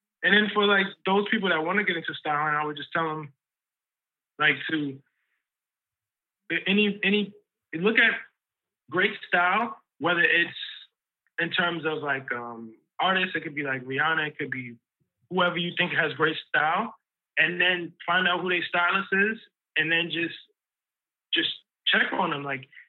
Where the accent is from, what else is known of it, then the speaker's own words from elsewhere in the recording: Harlem, New York, United States; maybe because of the way I was raised and growing up in Harlem and like black was just always beautiful and dope and regal.